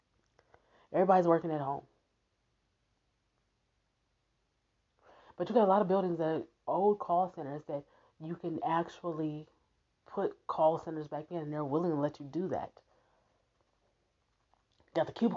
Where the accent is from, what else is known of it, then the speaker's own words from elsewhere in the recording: Omaha, Nebraska, United States; I'm from Omaha, Nebraska. I live in Omaha, Nebraska